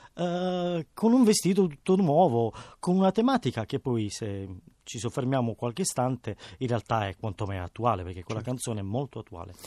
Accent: Bari, Apulia, Italy; Io sono cresciuto giocando a Bari per strada

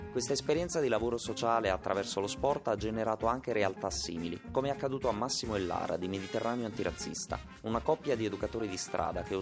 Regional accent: Senegal; Italian is a second language; now in Italy; Siamo insieme eh, dal Senegal. Io vengo dal Senegal anche lui

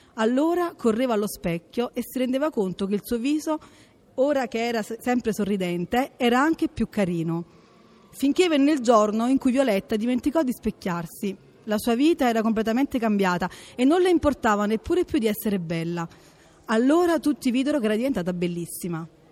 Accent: Naples, Campania, Italy; vengo da Napoli

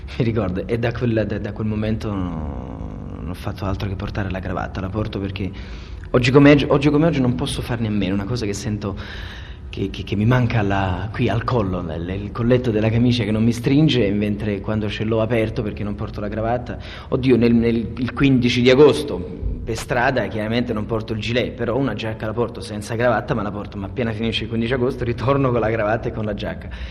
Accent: Naples, Campania, Italy; essendo napoletano

